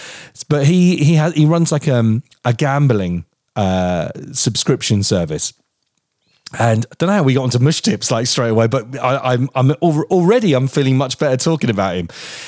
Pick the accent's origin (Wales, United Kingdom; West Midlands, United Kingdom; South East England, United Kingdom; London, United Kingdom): South East England, United Kingdom; Portsmouth; So I'm from Portsmouth.